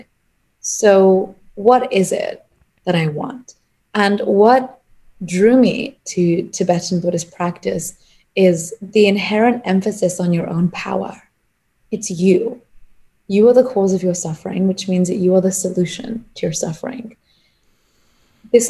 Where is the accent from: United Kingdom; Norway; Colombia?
United Kingdom; England; So I'm Punjabi. That's where my family is originally from. So I grew up in England